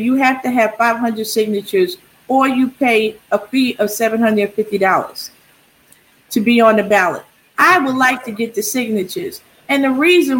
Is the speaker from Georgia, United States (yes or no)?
no; New Jersey, United States; moved away as an adult; also born or lived in Germany; now in El Paso, United States; I'm from New Jersey